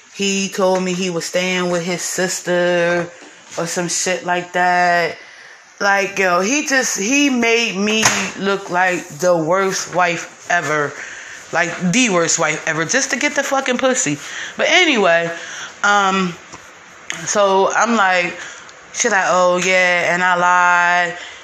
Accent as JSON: {"language": "English", "region": "North New Jersey", "country": "United States", "moved": "as an adult", "lives_now": "Baltimore, United States", "said": "I'm from North New Jersey. I live in Baltimore"}